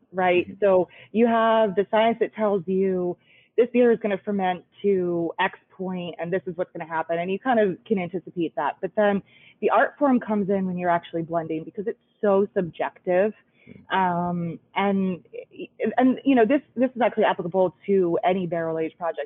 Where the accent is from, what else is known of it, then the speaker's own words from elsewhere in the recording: Harrisburg, Pennsylvania, United States; I grew up in Harrisburg, just right up the road from the Susquehanna